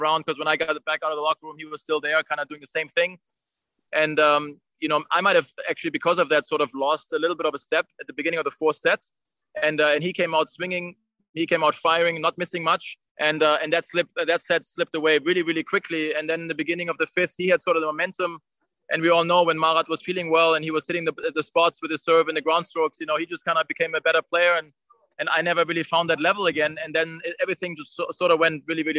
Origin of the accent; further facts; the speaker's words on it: Germany; for a German player growing up in Germany.